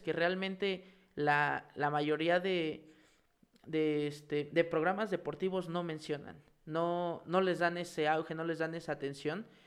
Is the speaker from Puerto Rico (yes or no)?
no; Mexico; como mexicanos